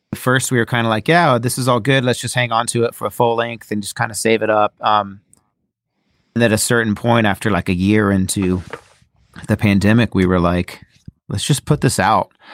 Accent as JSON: {"language": "English", "region": "Ohio", "country": "United States", "said": "I'm from Ohio"}